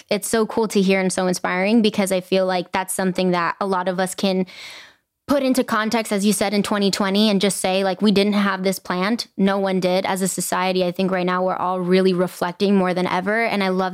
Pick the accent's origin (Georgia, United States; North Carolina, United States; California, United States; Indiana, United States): California, United States; Inglewood; I grew up in Inglewood, it's a brown and Black community